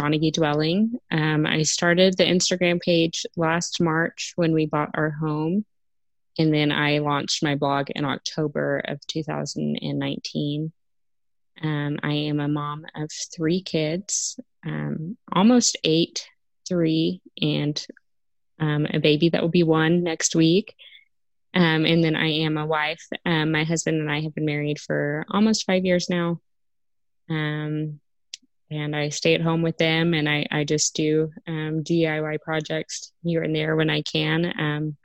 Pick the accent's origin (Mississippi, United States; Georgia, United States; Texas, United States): Texas, United States; San Marcos; moved away as an adult; also born or lived in Lubbock, Texas; now in Artesia, United States; I grew up in San Marcos, Texas, so Central Texas. I lived there until I was 13, and from there I moved to Lubbock